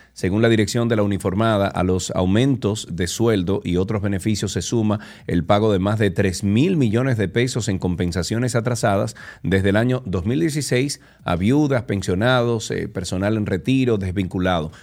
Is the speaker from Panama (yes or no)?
no; Dominican Republic; por ser dominicano, por tener un pasaporte que diga República Dominicana